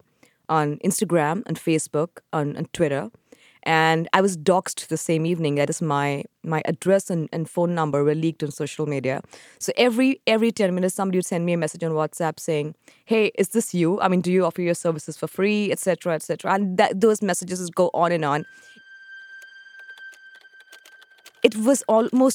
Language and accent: English; India; I'm an Indian at heart, and that's where I belong.